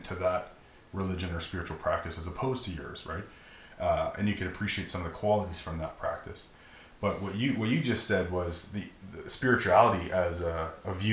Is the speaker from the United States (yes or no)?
no; Alberta, Canada; I'm so happy to be Canadian. I'm categorized as a Canadian. But the only reason I'm a Canadian is because somebody said that I'm a Canadian, and because my parents had sex here, and this is where I was born.